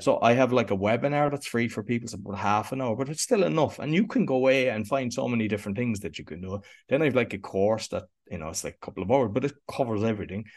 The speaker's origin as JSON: {"language": "English", "town": "Cork", "region": "Munster", "country": "Ireland", "tie": "born or raised there", "said": "I grew up in Cork in Ireland, which is in the, the south of Ireland."}